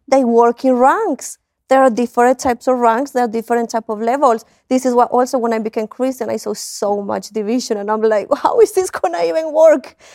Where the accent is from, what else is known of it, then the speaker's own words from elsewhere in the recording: Spain; moved away as an adult; also born or lived in United Kingdom; now in Colombia; I grew up in Spain.